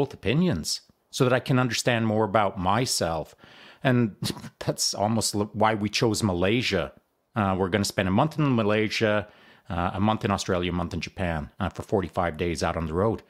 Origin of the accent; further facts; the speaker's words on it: Canada; also born or lived in Texas; I'm a Canadian